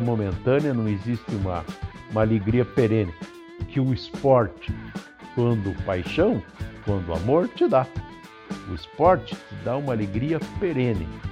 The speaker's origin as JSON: {"language": "Portuguese", "country": "Brazil", "said": "Nós que somos brasileiros"}